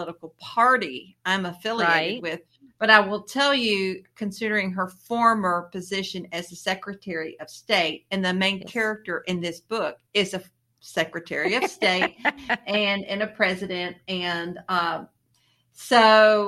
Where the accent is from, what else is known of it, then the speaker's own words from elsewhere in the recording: the South, United States; I'm from the South